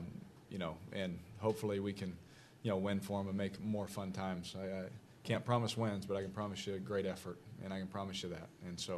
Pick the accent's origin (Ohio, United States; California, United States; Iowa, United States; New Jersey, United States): California, United States; Oakland; also born or lived in Las Vegas; so I'm from Oakland and Las Vegas, you know, but we're learning.